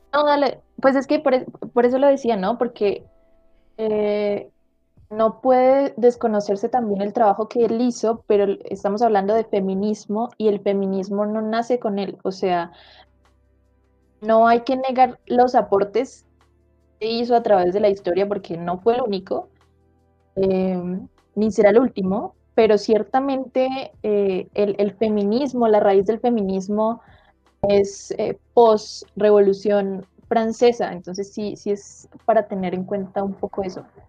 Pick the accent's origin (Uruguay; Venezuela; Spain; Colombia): Colombia